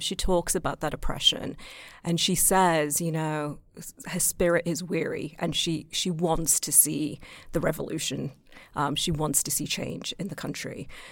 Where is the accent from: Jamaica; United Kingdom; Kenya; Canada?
United Kingdom; moved away; being British